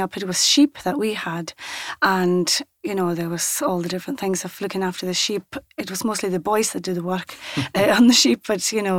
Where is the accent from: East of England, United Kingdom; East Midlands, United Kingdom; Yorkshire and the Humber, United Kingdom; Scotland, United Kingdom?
Scotland, United Kingdom; South Uist; first language Scottish Gaelic; English is a second language; born and brought up on South Uist.